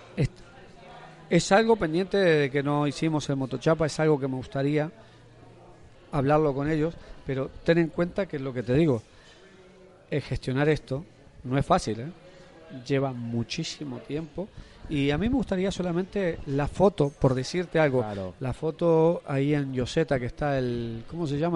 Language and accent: Spanish; Argentina; moved away as an adult; now in Mallorca, Spain; yo soy argentino, llevo casi 20 años.